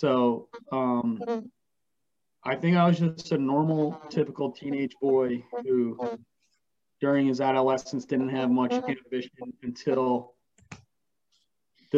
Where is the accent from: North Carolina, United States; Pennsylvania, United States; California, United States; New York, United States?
New York, United States; Poughkeepsie; I'm from Kipsey, New York